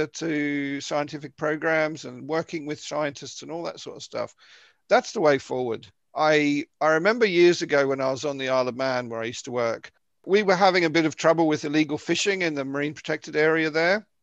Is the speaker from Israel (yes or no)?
no; Victoria, Australia; moved away; the coast in Victoria, where I'm from